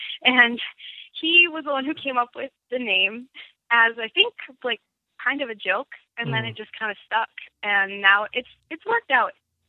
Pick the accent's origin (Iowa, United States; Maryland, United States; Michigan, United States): Michigan, United States; Grand Ledge; born or raised there; also born or lived in Lansing